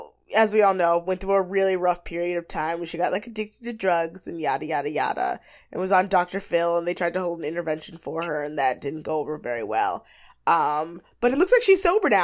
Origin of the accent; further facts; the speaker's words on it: Jamaica; I'm Jamaican